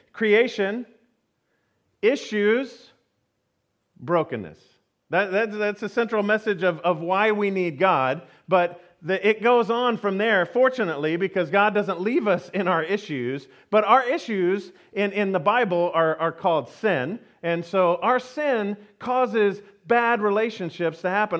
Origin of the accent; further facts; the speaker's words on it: Houston, Texas, United States; I grew up in Houston, Texas